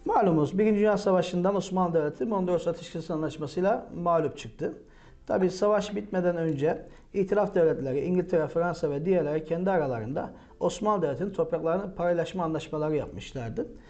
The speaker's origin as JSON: {"language": "Turkish", "region": "Kahramanmaraş", "country": "Turkey", "tie": "born or raised there", "also_born_or_lived": "İzmir / Kozan, Adana", "said": "Kahramanmaraş doğumluyum. İlk orta lise tahsilimi Kahramanmaraş'ta tamamladıktan sonra"}